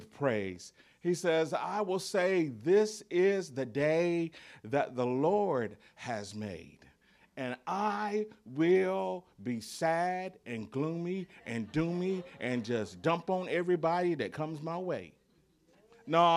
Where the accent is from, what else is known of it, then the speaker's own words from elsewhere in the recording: the South, United States; accent: Southern; I'm a Southerner. So I say words different from you do.